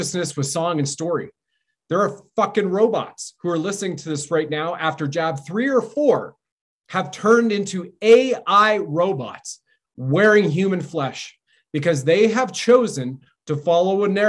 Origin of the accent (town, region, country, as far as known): Canada